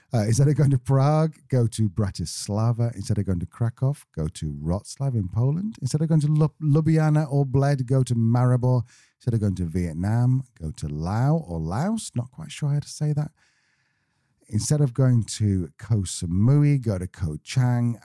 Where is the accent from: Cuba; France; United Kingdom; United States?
United Kingdom; Manchester, North West England; We're from Manchester